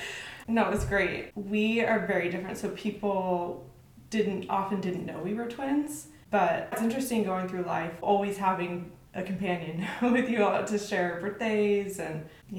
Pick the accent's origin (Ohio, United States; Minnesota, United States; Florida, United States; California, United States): California, United States; Los Angeles; also born or lived in Provo, Utah; And I grew up in the LA area.